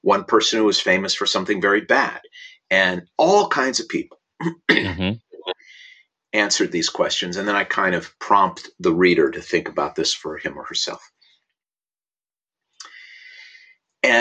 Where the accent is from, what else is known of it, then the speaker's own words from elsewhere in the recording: Minneapolis, Minnesota, United States; now in Los Angeles, United States; I was born in Minneapolis, Minnesota in 1960 and went to Aquila Elementary School